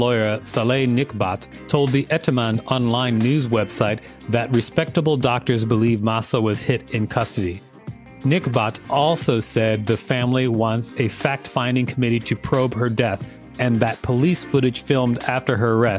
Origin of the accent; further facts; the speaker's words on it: United States; Being an American